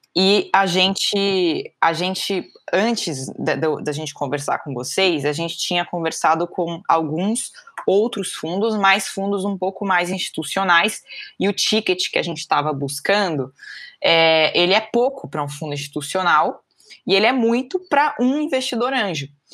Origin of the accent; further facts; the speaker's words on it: São Paulo, Brazil; sou aqui de São Paulo